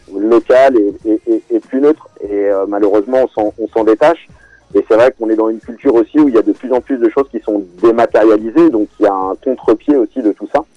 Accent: southern suburbs of Paris, Essonne, Île-de-France, France; je suis un enfant de la banlieue sud de, Paris, euh, plus précisément du 91

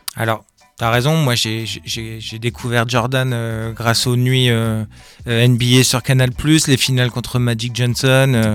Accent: Rouen, Normandy, France; moved away; je suis de Rouen à la base, donc Normandie

